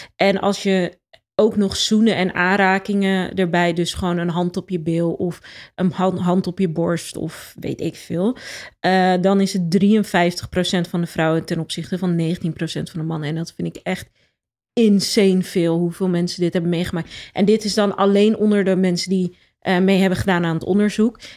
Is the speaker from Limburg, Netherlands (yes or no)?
no; Rotterdam, South Holland, Netherlands; ik ben opgegroeid in Rotterdam. Eh, op Zuid.